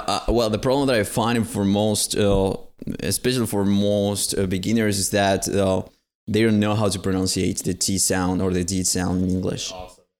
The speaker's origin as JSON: {"language": "English", "country": "Paraguay", "second_language": "English", "said": "here in my country, in Paraguay"}